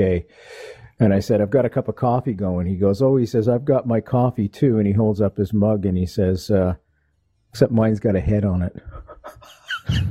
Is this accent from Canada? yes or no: yes; Montreal, Quebec, Canada; McGill University in my hometown of Montreal